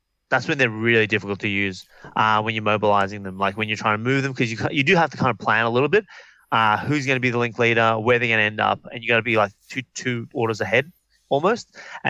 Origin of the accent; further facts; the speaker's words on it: Melbourne, Victoria, Australia; Because we're from Melbourne, we're not from Queensland, yeah.